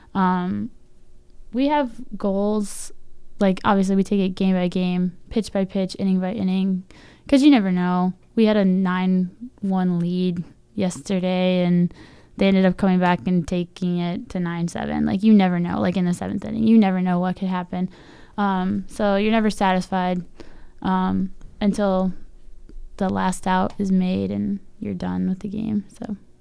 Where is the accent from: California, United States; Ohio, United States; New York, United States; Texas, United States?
Ohio, United States; Medina; moved away as an adult; also born or lived in Hillsdale, Michigan; I'm from Medina, which is, um, very country, country, open space, I have seven acres of land